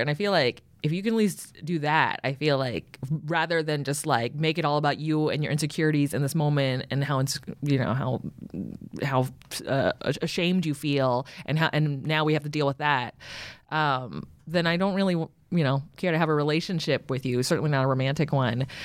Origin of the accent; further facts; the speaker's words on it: San Francisco, California, United States; moved away as an adult; now in Los Angeles, United States; I grew up in San Francisco and I live in L